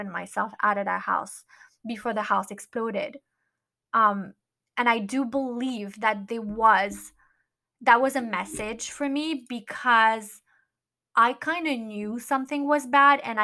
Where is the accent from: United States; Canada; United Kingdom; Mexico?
United States; Miami, Florida; moved away; I wanted to be in Miami, which is my hometown